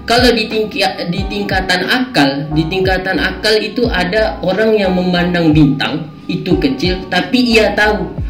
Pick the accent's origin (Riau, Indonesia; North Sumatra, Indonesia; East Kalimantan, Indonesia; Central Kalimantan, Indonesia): Riau, Indonesia; kan saya orang Melayu Riau ya kan saya orang Melayu Riau